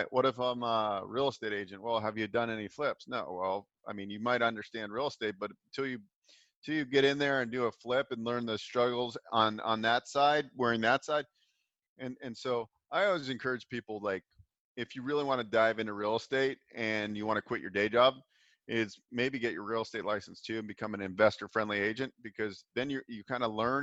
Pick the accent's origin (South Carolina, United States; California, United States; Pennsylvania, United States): California, United States; Bay Area; I grew up in the Bay Area